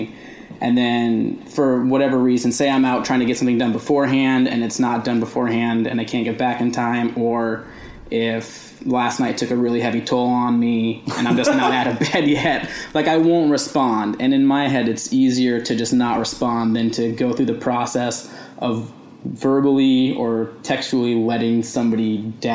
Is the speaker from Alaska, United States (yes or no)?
yes; Eagle River, Alaska, United States; also born or lived in Colorado; now in Portland, United States; I'm from Eagle River, Alaska, which is just about, you know, a little bit north of Anchorage, about 13 miles